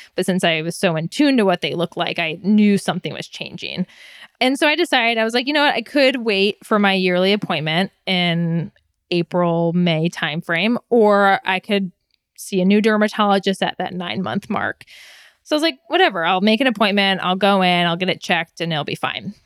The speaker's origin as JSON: {"language": "English", "region": "Michigan", "country": "United States", "tie": "born or raised there", "said": "I was born and raised in Michigan, so Midwesterner through and through"}